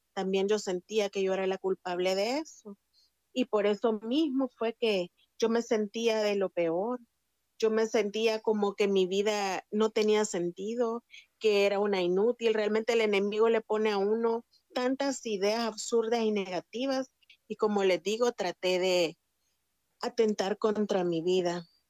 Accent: San Salvador, El Salvador; Nací en El Salvador, soy del Salvador y nací en San Salvador

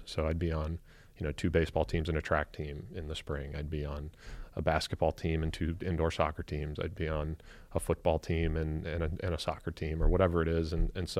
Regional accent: Avon Lake, Ohio, United States; Yeah. I mean, I had a great, wonderful American childhood. Was fortunate to grow up in a great, loving home. We had a lot of family in the area.

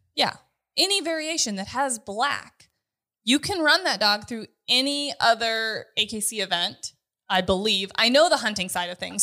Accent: North Dakota, United States; I'm from North

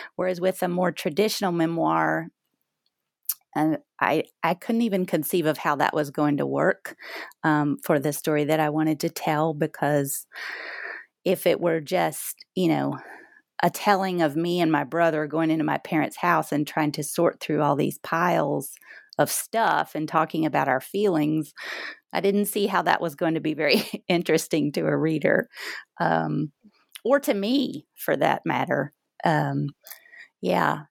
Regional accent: the South, United States; growing up in the South

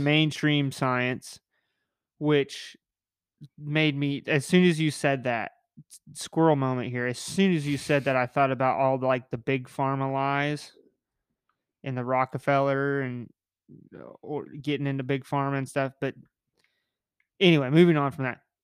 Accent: United States; me as an American

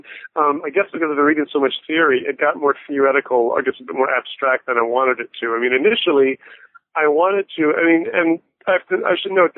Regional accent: Florida, United States; also born or lived in Toronto, Canada / England / Bahamas; My family moved all over the place when I was young. I was born in Toronto and moved to England and Bahamas, and I grew up in South Florida. I'm the sort of person who doesn't have a real hometown per se

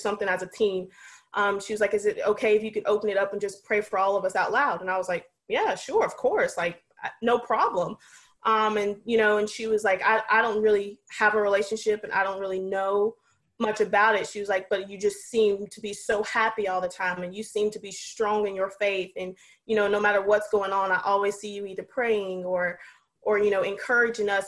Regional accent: North Carolina, United States; moved away as an adult; now in Maine, United States; I live in Maine, or coach in Maine. Been up here for 3 years. I'm from North Carolina

